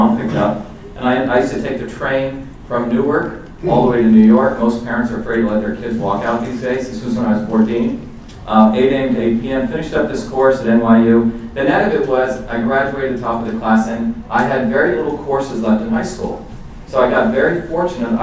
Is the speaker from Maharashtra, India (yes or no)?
yes; Mumbai, Maharashtra, India; moved away; I grew up in India